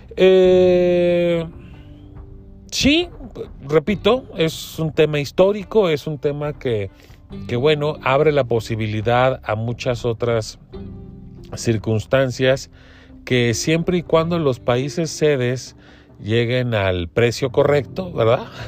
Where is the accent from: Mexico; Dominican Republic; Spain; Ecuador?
Mexico; como mexicano